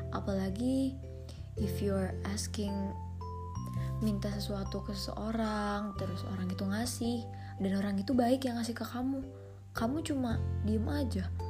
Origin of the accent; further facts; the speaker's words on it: Indonesia; aku anak Cibubur